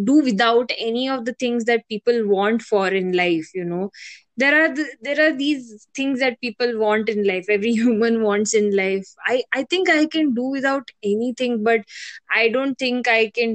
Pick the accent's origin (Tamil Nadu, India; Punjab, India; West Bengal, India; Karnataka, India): Karnataka, India; Mangalore; now in Bangalore, India; Born and brought up in Mangalore